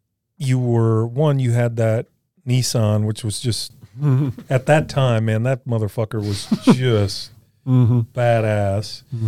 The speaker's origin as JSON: {"language": "English", "region": "Louisiana", "country": "United States", "said": "Because I'm from Louisiana and I don't really want to speed anyway."}